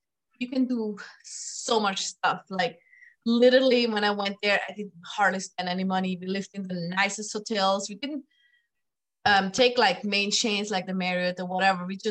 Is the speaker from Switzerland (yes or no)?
yes; Switzerland; moved away; also born or lived in Thailand / Mexico / Germany / France; I am from Europe, like you can hear my accent. I grew up in Switzerland.